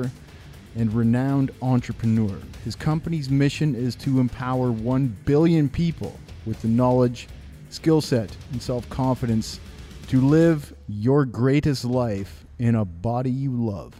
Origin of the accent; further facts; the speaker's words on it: Walkerton, Ontario, Canada; also born or lived in London, Ontario; Jesse and I are both from Walkerton, Ontario